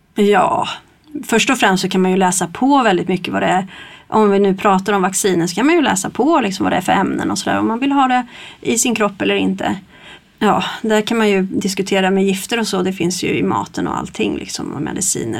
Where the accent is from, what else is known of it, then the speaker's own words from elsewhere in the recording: Stockholm, Stockholm County, Sweden; moved away as an adult; now in Kristinehamn, Sweden; jag kommer ju inte från Kristinehamn från början och komma från, från Stockholm